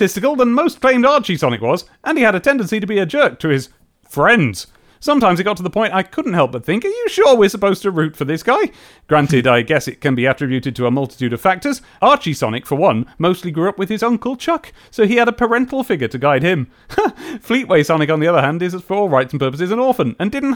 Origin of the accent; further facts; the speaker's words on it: England, United Kingdom; accent: English; my English accent